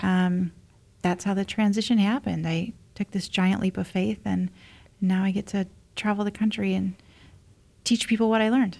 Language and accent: English; Indiana, United States; moved away; also born or lived in Cleveland; I'm from Indiana originally, like a small town